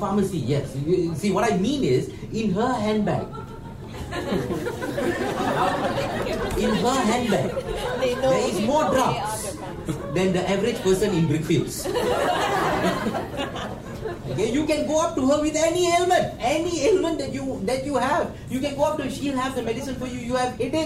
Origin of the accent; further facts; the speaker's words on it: Malaysia; I, as a Malaysian Indian